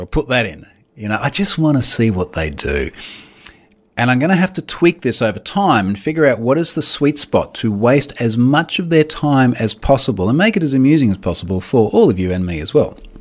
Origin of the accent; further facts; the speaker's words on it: Australia; I'm Australian